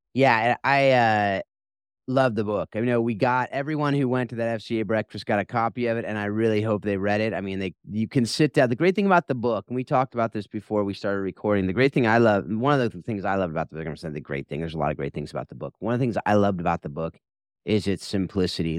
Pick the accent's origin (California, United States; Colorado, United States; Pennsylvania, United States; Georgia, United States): California, United States; Mission Viejo; I grew up in Mission Viejo, so it's right there in its, in the backyard.